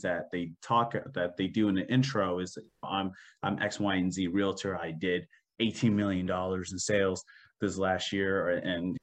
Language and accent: English; New Jersey, United States; now in Maryland, United States; originally I'm from New Jersey